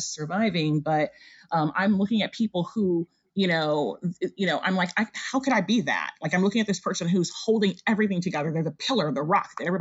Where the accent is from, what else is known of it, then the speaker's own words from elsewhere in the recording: United States; although I am, you know, of African descent, I was raised in the U.S., so I consider myself African as well as African American.